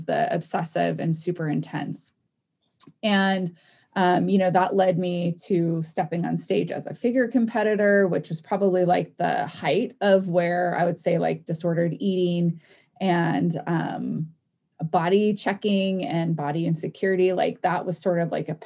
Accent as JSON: {"language": "English", "region": "Oregon", "country": "United States", "said": "I'm from Oregon"}